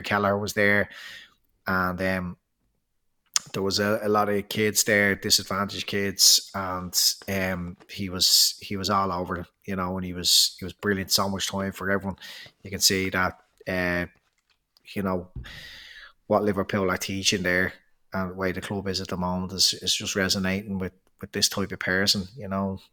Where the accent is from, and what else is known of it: Ireland